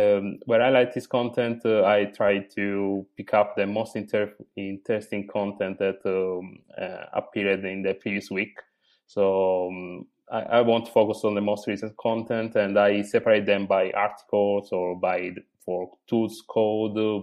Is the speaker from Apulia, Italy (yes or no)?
yes; Apulia, Italy; English is a second language; moved away as an adult; now in Bologna, Italy; I'm actually from Puglia, the hill of Italy